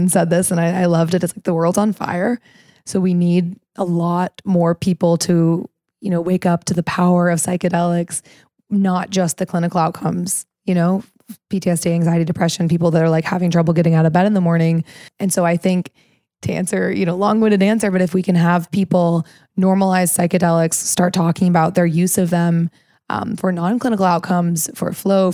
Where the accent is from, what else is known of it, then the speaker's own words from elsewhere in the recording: Missouri, United States; I grew up in Missouri